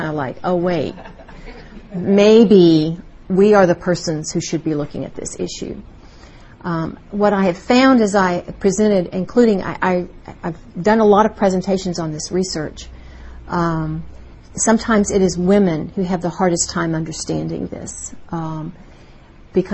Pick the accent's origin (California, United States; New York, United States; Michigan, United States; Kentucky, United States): Kentucky, United States; Louisville; moved away as an adult; now in Texas, United States; It's wonderful to be back in my hometown, Louisville, Kentucky